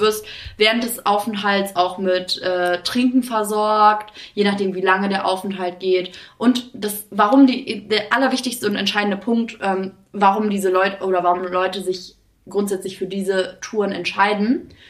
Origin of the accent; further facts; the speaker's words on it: Greece; moved away; ich komme ja aus Griechenland und ähm, wir Griechen